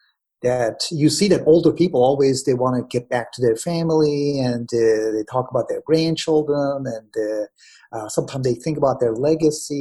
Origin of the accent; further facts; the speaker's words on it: Iran; moved away; I'm from Iran